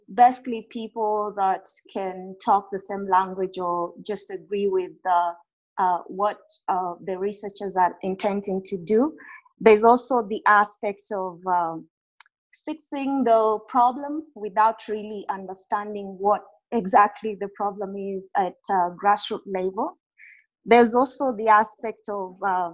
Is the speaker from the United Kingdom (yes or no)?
no; Kenya; moved away as an adult; now in Colorado, United States; my home country, Kenya, Africa